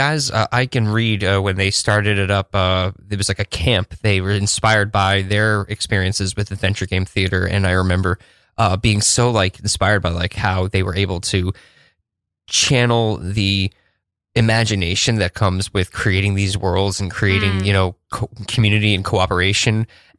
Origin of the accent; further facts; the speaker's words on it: Woodstock, New York, United States; A bunch of contemporaries when I was growing up in Woodstock were big into like adventure game theater